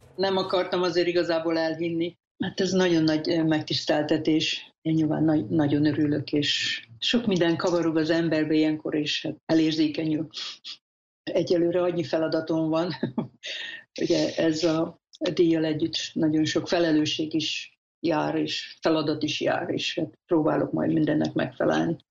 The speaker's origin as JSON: {"language": "Hungarian", "country": "Hungary", "also_born_or_lived": "Szeged", "moved": "as an adult", "lives_now": "United States", "said": "68 éve vagyok magyar, és ugye amerikai állampolgár pedig 1999-ben lettem"}